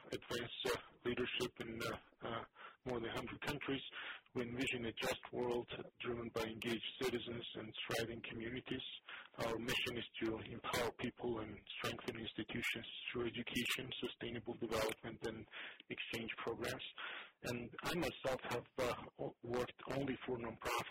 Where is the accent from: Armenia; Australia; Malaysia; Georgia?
Georgia; moved away as an adult; also born or lived in Zimbabwe / Russia; now in United States; I grew up in Tennessee, Georgia. I was 21 when I left it